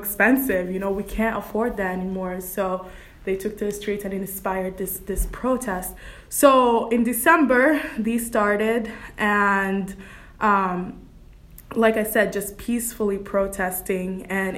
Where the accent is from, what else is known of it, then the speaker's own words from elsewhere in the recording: Saudi Arabia; also born or lived in Sudan; now in Canton, United States; I was born in Sudan, raised in Saudi Arabia, and now I reside in Canton, Michigan.